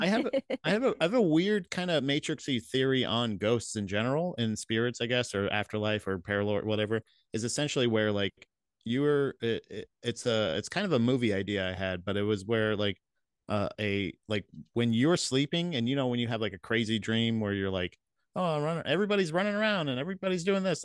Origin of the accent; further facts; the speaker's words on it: Florida, United States; growing up in Florida